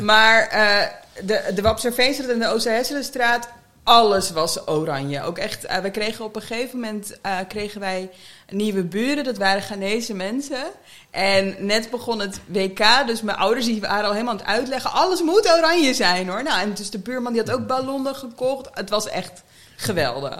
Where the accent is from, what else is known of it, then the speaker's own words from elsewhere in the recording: The Hague, South Holland, Netherlands; dan ben ik een echte Hagenees